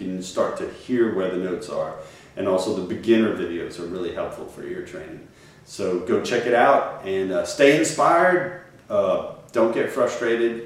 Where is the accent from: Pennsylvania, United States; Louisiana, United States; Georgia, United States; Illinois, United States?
Louisiana, United States; Cajun country; growing up in Cajun country, I heard, you know, my mom and dad would sing